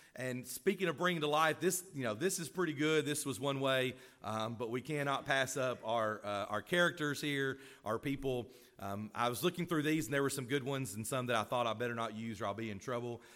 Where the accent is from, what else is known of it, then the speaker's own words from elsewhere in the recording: Florence, Alabama, United States; moved away; I grew up in Florence, Alabama